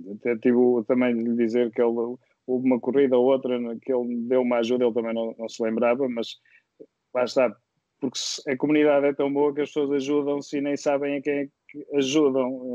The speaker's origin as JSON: {"language": "Portuguese", "town": "Viseu", "region": "Centro", "country": "Portugal", "moved": "as an adult", "lives_now": "Porto, Portugal", "said": "eu sou de Viseu e, e vim para o Porto estudar"}